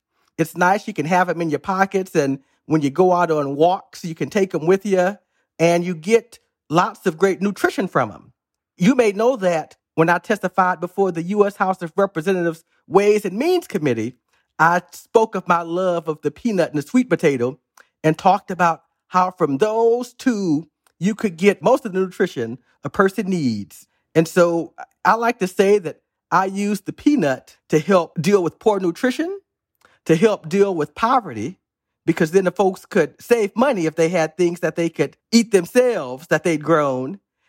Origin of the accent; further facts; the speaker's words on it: Missouri, United States; When I was a little boy growing up in Southwest Missouri, I tried to explore my imagination.